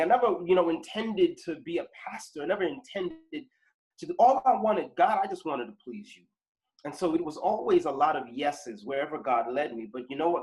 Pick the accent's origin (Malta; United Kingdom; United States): United States; Boston, Massachusetts; I was born here in Boston um, in the 70s